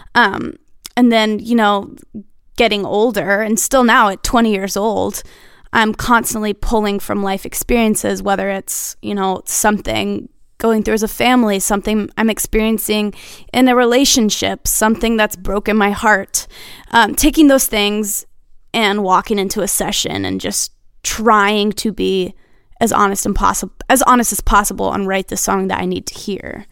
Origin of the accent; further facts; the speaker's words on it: Nashville, Tennessee, United States; Born and raised in Nashville